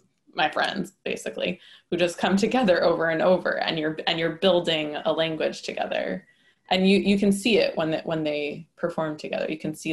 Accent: New York, United States; now in Philadelphia, United States; I do, as an outsider, as a New Yorker coming into Philly, I do really get this sense of strong community in Philly.

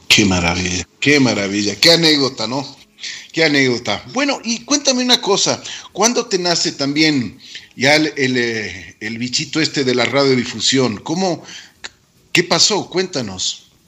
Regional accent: Quito, Pichincha, Ecuador; nosotros como, como quiteños y como ecuatorianos

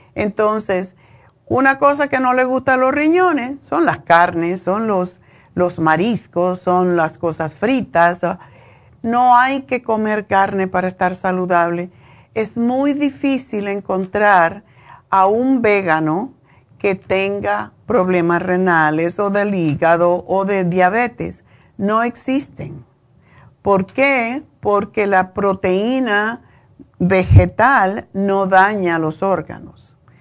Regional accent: Cuba; Yo soy cubana

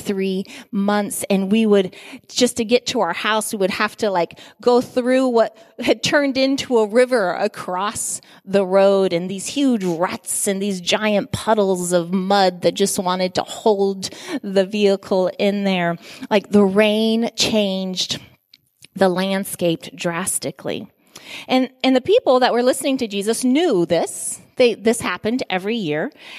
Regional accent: Guinea; I remember I grew up in Guinea, West Africa.

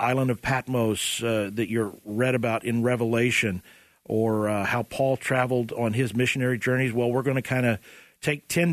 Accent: Oklahoma, United States; I'm from Oklahoma.

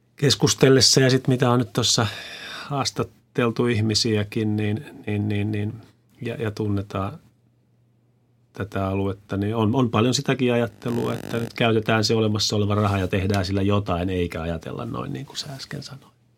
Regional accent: Kymenlaakso, Finland; me ollaan usein tämmöisiä me kymenlaaksolaiset tai minä kymenlaaksolaisena

